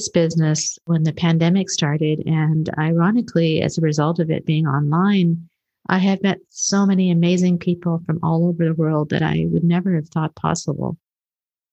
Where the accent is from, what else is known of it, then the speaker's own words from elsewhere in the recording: Canada; also born or lived in Kenya; I was born in Kenya and raised in Canada.